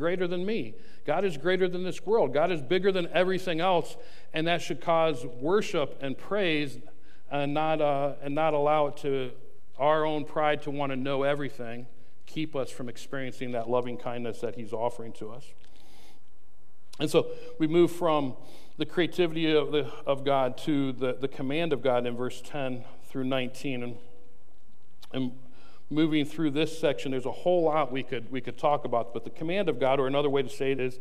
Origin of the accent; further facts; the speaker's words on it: United States; as an American